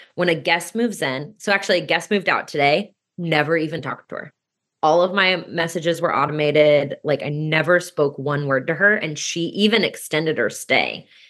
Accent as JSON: {"language": "English", "town": "Kansas City", "country": "United States", "tie": "born or raised there", "also_born_or_lived": "New Zealand", "moved": "yes", "lives_now": "Omaha, United States", "said": "I grew up in Kansas City."}